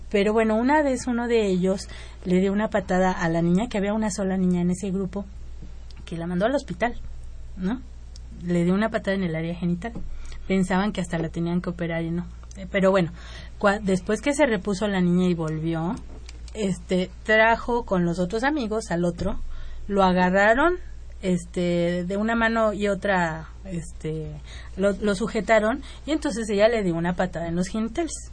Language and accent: Spanish; Morelos, Mexico; Sí, yo soy de Morelos.